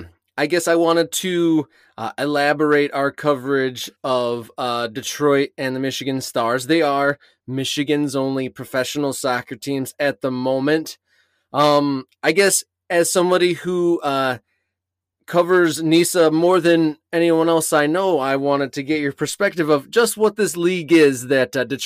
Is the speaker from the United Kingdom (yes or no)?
yes; England, United Kingdom; I grew up at times in England myself